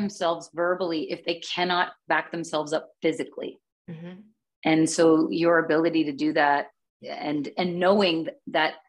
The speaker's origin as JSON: {"language": "English", "country": "Canada", "said": "I am still Canadian."}